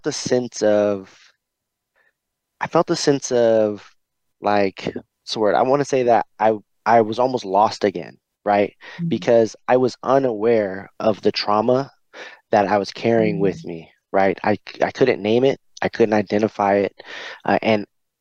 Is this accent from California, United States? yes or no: yes; California, United States; also born or lived in Pasadena, California; I was born in Pasadena, California. And you know, just that environment alone drove my mom to move me out of that space around the age of 8 or 10. You know, we arrived in Northern California